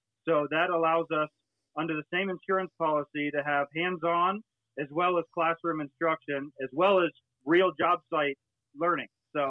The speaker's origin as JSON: {"language": "English", "region": "Florida", "country": "United States", "said": "and I come from Florida, like I said, I owned a small company."}